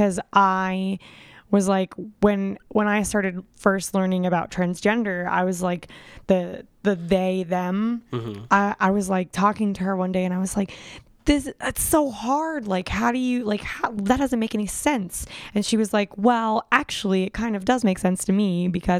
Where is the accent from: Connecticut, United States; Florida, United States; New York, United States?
Florida, United States; South; I grew up in South Florida, so I was like around lots of different mm-hmm. culture